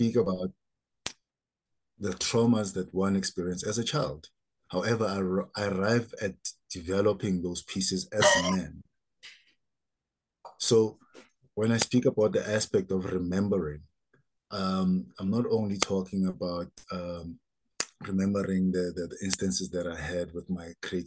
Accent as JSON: {"language": "English", "town": "Soweto", "region": "Gauteng", "country": "South Africa", "tie": "born or raised there", "said": "growing up in Soweto, where there was a lot of political turmoil"}